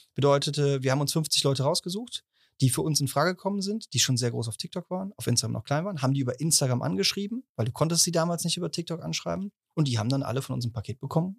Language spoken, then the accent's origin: German; Cologne, North Rhine-Westphalia, Germany; als Kölner